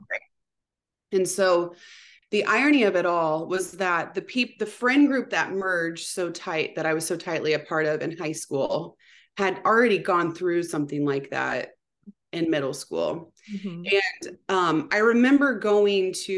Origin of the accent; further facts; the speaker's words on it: Anderson, United States; I grew up in Anderson